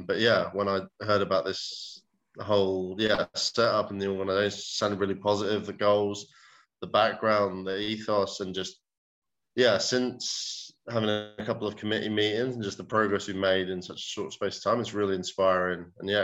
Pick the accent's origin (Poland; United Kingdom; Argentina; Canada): United Kingdom; England; born there; also born or lived in Hawaii, United States; I was born in England. Mum's from Hawaii. Dad's from England. So lived in a few different places.